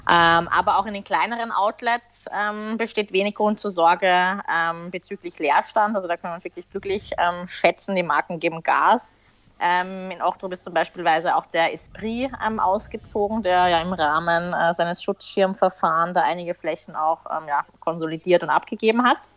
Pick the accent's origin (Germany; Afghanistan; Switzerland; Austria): Austria; gewandt, wie man bei uns in Österreich sagt